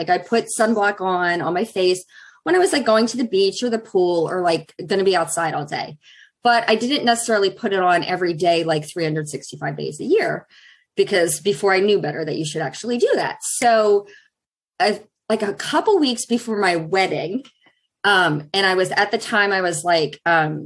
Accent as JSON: {"language": "English", "region": "Pennsylvania", "country": "United States", "tie": "born or raised there", "moved": "yes", "lives_now": "Plymouth, United States", "said": "I grew up in Pennsylvania"}